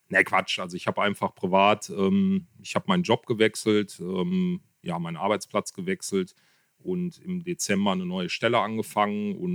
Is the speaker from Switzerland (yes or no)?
no; Kevelaer, North Rhine-Westphalia, Germany; ich komme aus Kevlar, gebürtig schon, bin eigentlich immer hier verwurzelt gewesen und lebe hier auch.